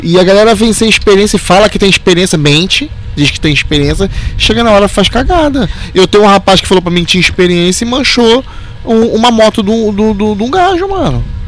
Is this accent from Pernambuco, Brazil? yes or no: no; Rio de Janeiro, Brazil; A gente é carioca